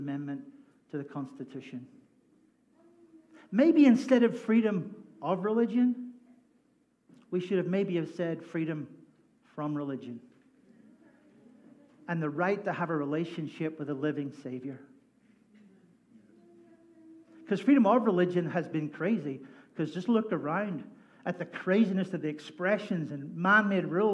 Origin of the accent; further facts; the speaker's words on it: Northern Ireland, United Kingdom; now in United States; I grew up in Northern Ireland, which is the best place in the world